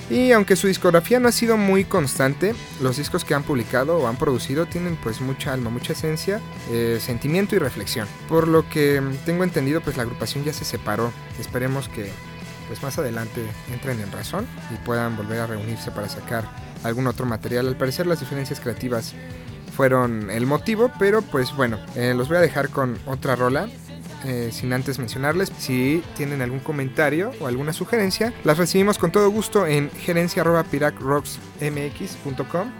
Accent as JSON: {"language": "Spanish", "country": "Mexico", "said": "como mexicanos"}